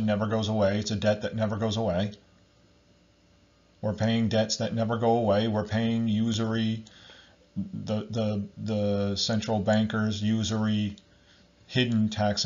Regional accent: United States; I'm from America

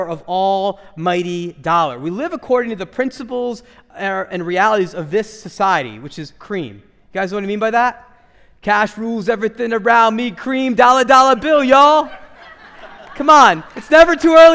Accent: United States; as American Christians

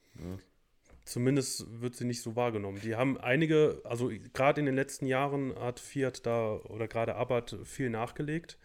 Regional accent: Germany

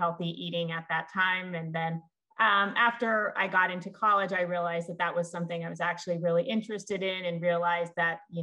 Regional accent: California, United States; moved away; I grew up in California

